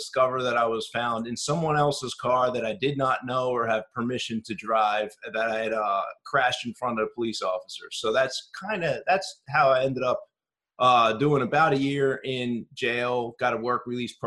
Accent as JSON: {"language": "English", "town": "Philadelphia", "region": "Pennsylvania", "country": "United States", "moved": "yes", "lives_now": "Chicago, United States", "said": "I'm originally from Philadelphia"}